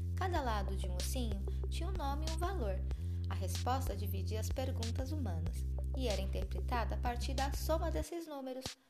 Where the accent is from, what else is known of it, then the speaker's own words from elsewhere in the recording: Northeast Region, Brazil; moved away; Eu brinquei muito quando eu era criança lá no Nordeste com os meus pais